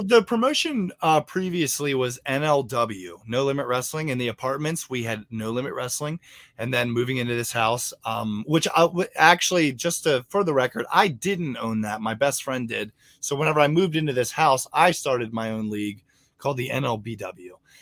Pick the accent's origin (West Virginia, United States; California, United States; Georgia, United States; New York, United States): West Virginia, United States; Martinsburg; I grew up in Martinsburg, West Virginia